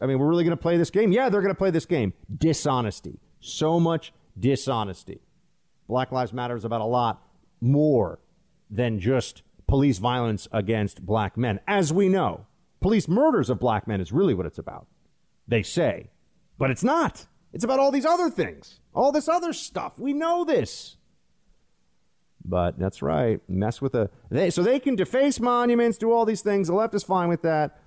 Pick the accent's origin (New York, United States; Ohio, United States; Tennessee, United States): New York, United States; I'm from New York